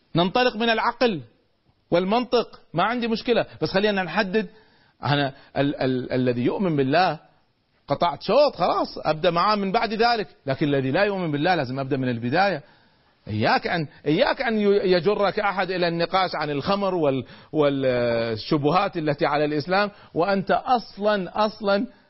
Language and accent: Arabic; Kuwait; عندنا في الكويت